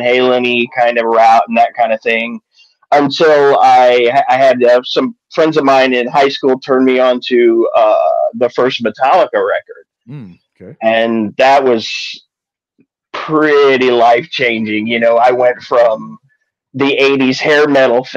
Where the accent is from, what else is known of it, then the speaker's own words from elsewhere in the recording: New York City, New York, United States; moved away; I come from New York originally